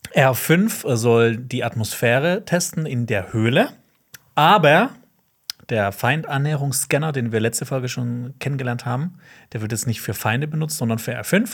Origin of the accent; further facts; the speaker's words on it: Black Forest, Baden-Württemberg, Germany; ich komme aus dem Schwarzwald